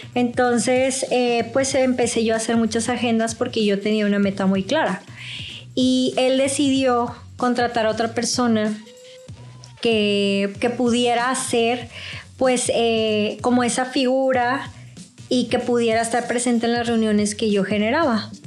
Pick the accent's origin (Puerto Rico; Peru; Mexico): Mexico; also born or lived in Mexico City; yo sí soy mexicano